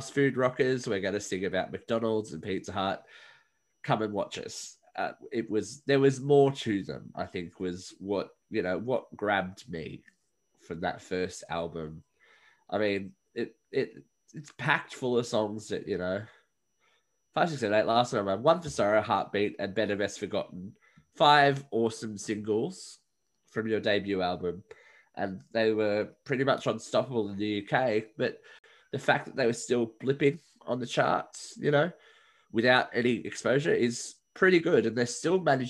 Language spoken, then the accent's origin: English; Australia; I'm Australian